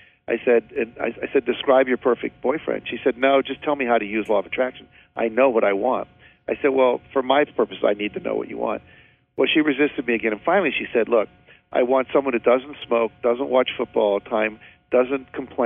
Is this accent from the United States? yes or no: yes; West Virginia, United States; I grew up in West Virginia